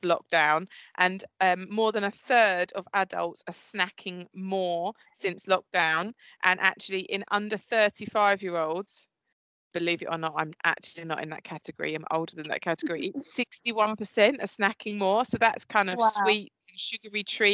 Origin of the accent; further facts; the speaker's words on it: Essex, East of England, United Kingdom; I'm very much from Essex, you can obviously tell from my voice